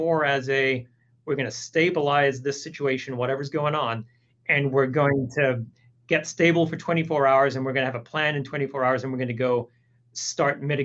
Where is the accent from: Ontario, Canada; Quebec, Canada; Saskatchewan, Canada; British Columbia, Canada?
Ontario, Canada; Toronto; moved away as an adult; now in Houston, United States; I grew up in Toronto, although I currently live in Houston.